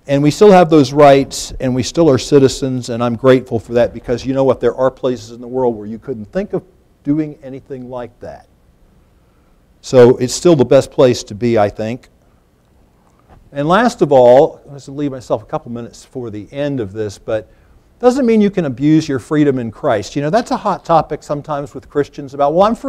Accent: United States; as an American

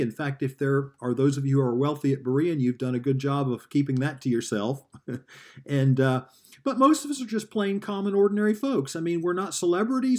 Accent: the South, United States; moved away; I grew up in the South

